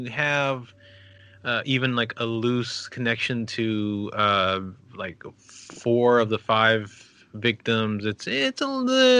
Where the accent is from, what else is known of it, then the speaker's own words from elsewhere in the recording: El Paso, Texas, United States; my hometown of El Paso.